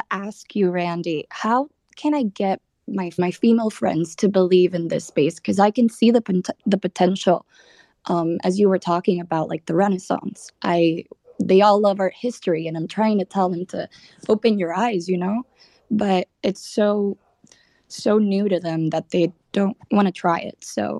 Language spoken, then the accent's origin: English; Dominican Republic; moved away; also born or lived in Colorado; I'm from the Dominican Republic. I just graduated from college in Colorado, art school to be specific.